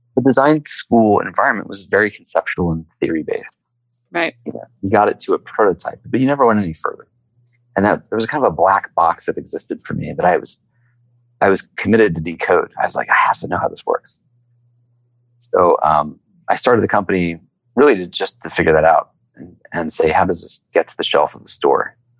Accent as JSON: {"language": "English", "town": "Lawrenceville", "region": "Georgia", "country": "United States", "tie": "born or raised there", "said": "I grew up in a really small town in the state of Georgia a uh, place called Lawrenceville"}